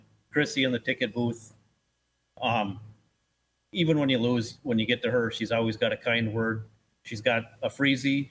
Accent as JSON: {"language": "English", "town": "Aitkin", "region": "Minnesota", "country": "United States", "said": "Aitkin, Minnesota, about 30 miles northeast of Brainerd"}